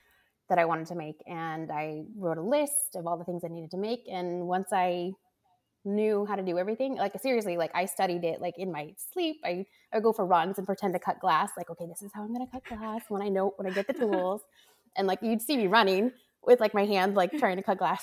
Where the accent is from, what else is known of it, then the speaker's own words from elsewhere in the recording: California, United States; I grew up in California